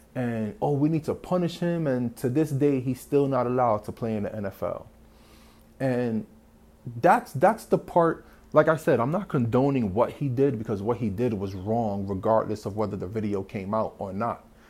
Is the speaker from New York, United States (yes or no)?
yes; New York City, New York, United States; I was born and raised in the South Bronx